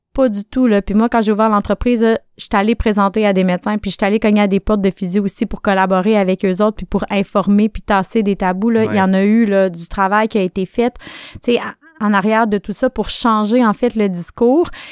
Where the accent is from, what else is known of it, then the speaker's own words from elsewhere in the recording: Quebec City, Quebec, Canada; moved away as an adult; also born or lived in Sherbrooke; On n'avait rien qui nous attendait à Québec à part ma famille, parce que je viens de Québec.